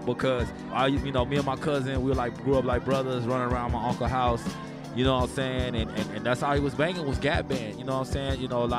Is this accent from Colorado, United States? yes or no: no; Houston, Texas, United States; It is what it is, being from Texas and just Houston and everything.